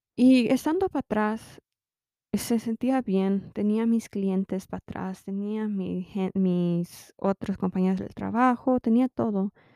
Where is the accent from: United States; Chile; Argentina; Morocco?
United States; also born or lived in Mexico (parents); soy mexicana americana y tengo, mis padres son mexicanos